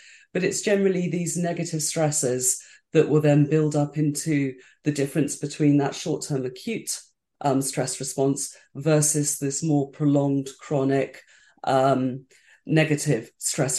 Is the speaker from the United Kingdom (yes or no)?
yes; United Kingdom; I'm British, so it's the stiff upper lip, it's just kind of get on with it and whatever.